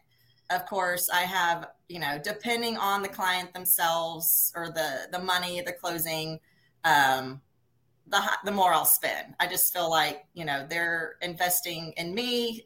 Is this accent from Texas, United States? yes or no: yes; Pearland, Texas, United States; born and raised in Pearland, which is about 20 miles or 20 minutes south of Houston.